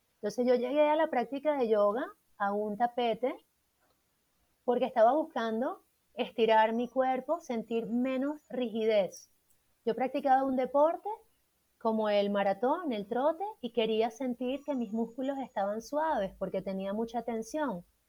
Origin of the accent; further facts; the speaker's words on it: Puerto Ordaz, Bolívar, Venezuela; moved away as an adult; also born or lived in Caracas, Venezuela / Bogotá, Colombia; now in Colombia; yo soy de Venezuela, de Puerto Ordaz, al